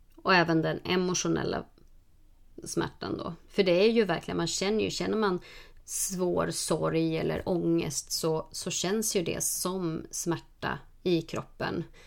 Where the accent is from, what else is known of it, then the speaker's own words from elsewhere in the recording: Norrland, Sweden; jag är från Norrland